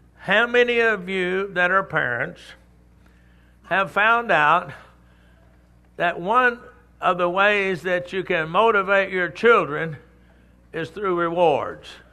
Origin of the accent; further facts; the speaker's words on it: Texas, United States; I'm from Texas.